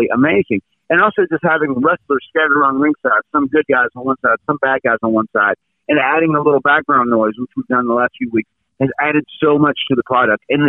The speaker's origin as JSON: {"language": "English", "region": "North Carolina", "country": "United States", "tie": "born or raised there", "said": "growing up in North Carolina"}